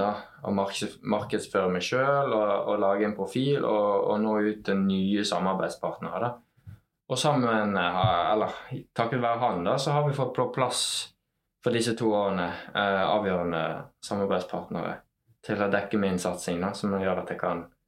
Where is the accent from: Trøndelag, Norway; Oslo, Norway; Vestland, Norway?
Vestland, Norway; Os; Jeg er oppvokst på Os